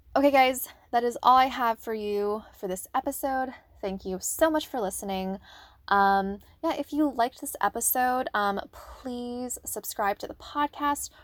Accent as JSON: {"language": "English", "region": "Northern Virginia", "country": "United States", "moved": "yes", "lives_now": "Maryland, United States", "said": "I'm originally from the Northern Virginia area"}